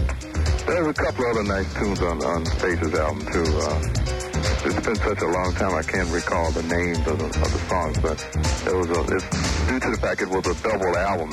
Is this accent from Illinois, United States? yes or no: yes; Chicago, Illinois, United States; now in Los Angeles, United States; I'm from Chicago also.